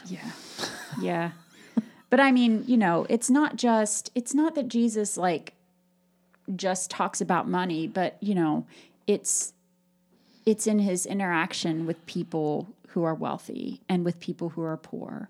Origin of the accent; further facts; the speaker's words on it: Appalachian Ohio, United States; growing up in Appalachia, Ohio